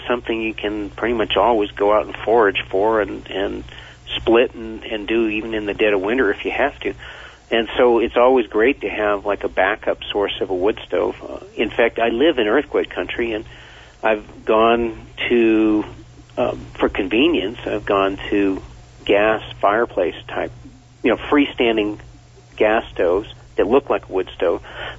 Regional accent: Vermont, United States; born or raised there

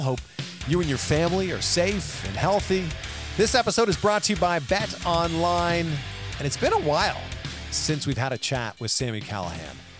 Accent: Canada; I'm from Canada.

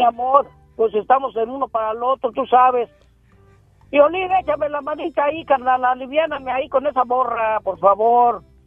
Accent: Mexico City, Mexico; Yo soy de la Ciudad de México

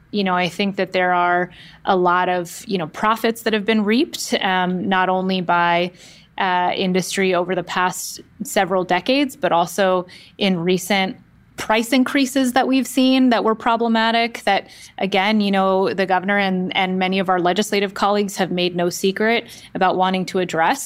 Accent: Oakland, California, United States; I grew up in the Bay Area and the San Francisco Bay Area, specifically in the East Bay in Oakland

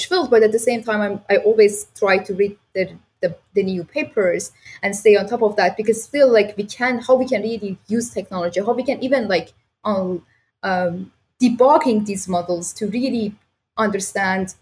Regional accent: Iran; now in Toronto, Canada; I grew up back in Iran

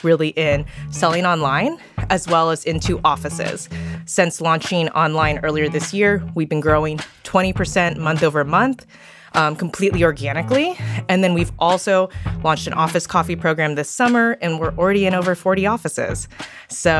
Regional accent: California, United States; I was born and raised in California

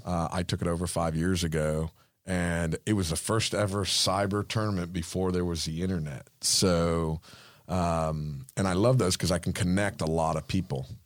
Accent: Cuba; first language Spanish; English is a second language; now in Florida, United States; I'm Cuban, so English is my second language

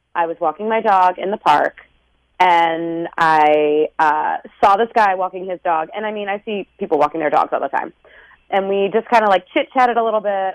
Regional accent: Maryland, United States; moved away; we're both from Maryland

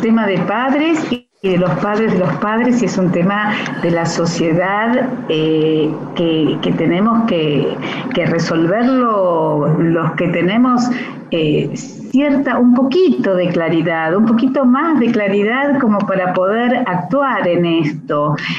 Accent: Santa Fe, Argentina; now in Buenos Aires, Argentina; estuve muchos años trabajando en Santa Fe, en mi, en mi ciudad natal

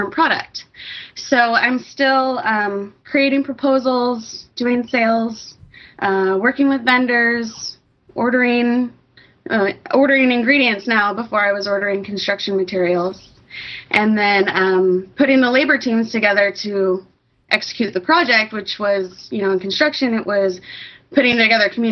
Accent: East Bay, California, United States; I grew up in the East Bay

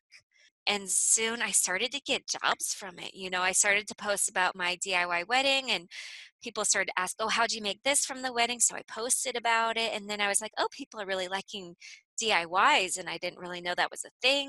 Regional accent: California, United States; moved away as an adult; also born or lived in Copenhagen, Denmark; I'm from California

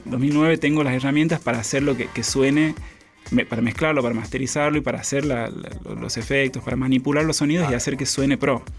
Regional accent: Santiago del Estero, Argentina; accent: tonada santiagueña; moved away as an adult; now in Buenos Aires, Argentina; Soy santiagueño, Santiago del Estero Capital

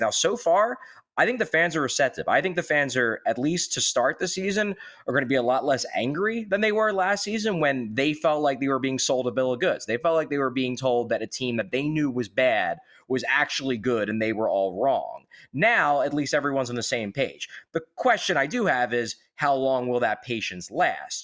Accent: Philadelphia, Pennsylvania, United States; I grew up in Northeast Philadelphia

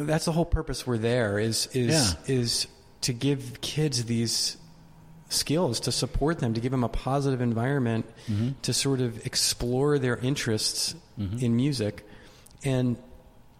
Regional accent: Maine, United States; moved away as an adult; also born or lived in Vermont; I grew up in Maine

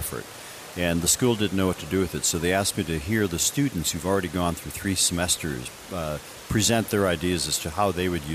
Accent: Gladstone, Michigan, United States; I grew up in the Upper Peninsula of Michigan. We are known as Upers

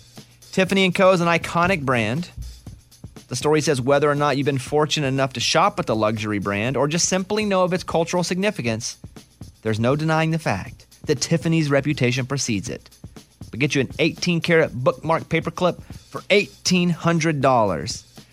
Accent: Arkansas, United States; because growing up in Arkansas, even when I go home, it starts to slip back a little bit.

